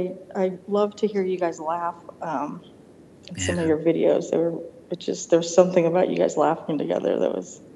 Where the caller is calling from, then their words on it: Denver, Colorado, United States; Hi, Denver.